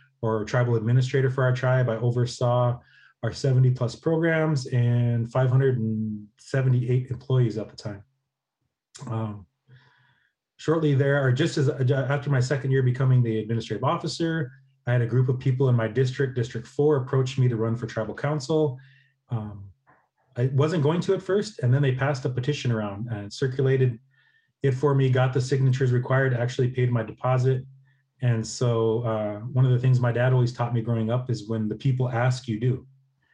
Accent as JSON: {"language": "English", "area": "Cheyenne River Indian Reservation", "region": "South Dakota", "country": "United States", "tie": "born or raised there", "also_born_or_lived": "Morris, Minnesota", "said": "born and raised on the Cheyenne River Indian Reservation in North Central South Dakota, where I'm an enrolled citizen."}